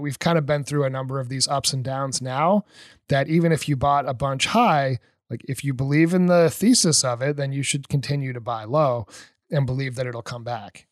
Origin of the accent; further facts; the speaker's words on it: New Hampshire, United States; moved away; also born or lived in Colorado; I'm from New Hampshire